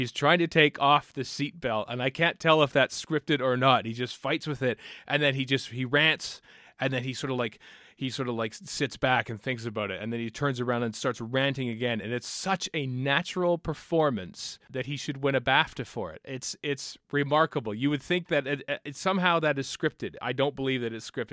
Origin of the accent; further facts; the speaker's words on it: Canada; as a Canadian